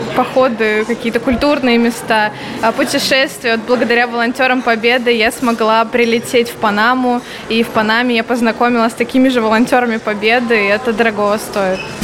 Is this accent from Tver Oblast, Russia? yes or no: yes; Tver, Tver Oblast, Russia; я сама из Тверской области, из города Твери